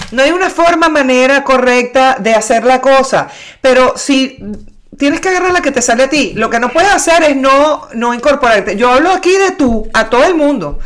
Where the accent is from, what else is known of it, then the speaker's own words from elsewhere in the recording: Caracas, Capital District, Venezuela; now in Buenos Aires, Argentina; yo soy caraqueña